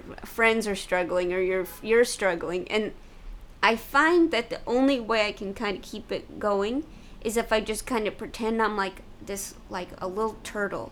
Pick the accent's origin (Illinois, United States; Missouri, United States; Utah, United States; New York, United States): Missouri, United States; St. Louis; I'm from Missouri